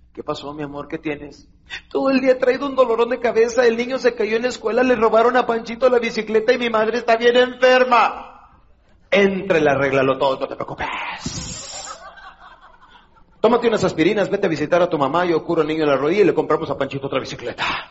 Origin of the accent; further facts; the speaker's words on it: Ciudad Juárez, Chihuahua, Mexico; soy de Juárez